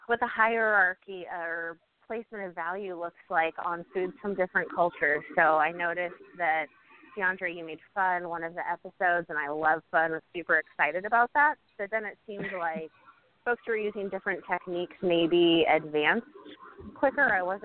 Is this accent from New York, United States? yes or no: no; Oregon, United States; also born or lived in California; I was born in California, but I've spent most of my time since then in Oregon.